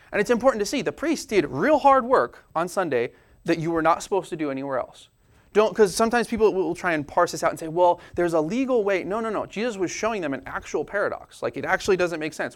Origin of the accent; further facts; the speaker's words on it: United States; I am a American scientific logical person